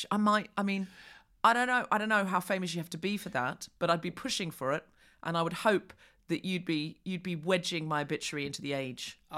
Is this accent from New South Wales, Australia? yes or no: yes; Sydney, New South Wales, Australia; I am definitely Sydney.